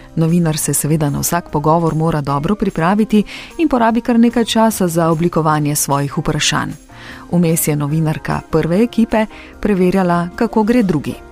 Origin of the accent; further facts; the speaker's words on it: Kočevje, Slovenia; also born or lived in Ljubljana; Sem rojena v Ljubljani. Ampak odraščala sem pa v Kočevju, to je pa na jugu Slovenije